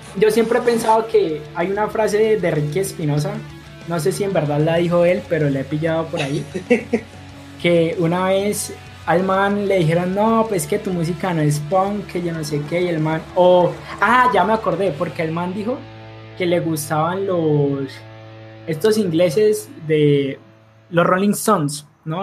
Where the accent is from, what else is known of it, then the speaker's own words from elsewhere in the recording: Cali, Valle del Cauca, Colombia; nosotros dos somos caleños, precisamente por eso estábamos diciendo que era raro que dos caleños llegaran a esa música